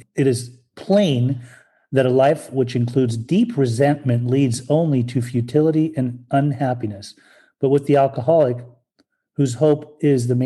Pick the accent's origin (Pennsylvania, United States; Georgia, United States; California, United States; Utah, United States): Utah, United States; Salt Lake City; also born or lived in Germany; I'm Persian. I was born in Germany and raised in Salt Lake City, Utah